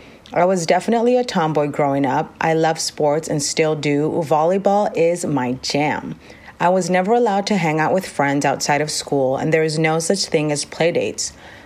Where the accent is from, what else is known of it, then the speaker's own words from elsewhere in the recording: Rosemead, California, United States; I was born in Los Angeles, California. I am of Latin descent. My father is from Puerto Rico and my mother is from El Salvador.